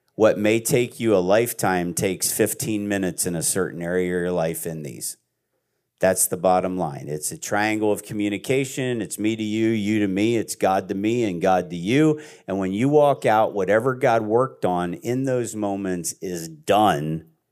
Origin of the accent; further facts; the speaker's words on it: Pennsylvania, United States; I'm from Pennsylvania in a, in a Amish area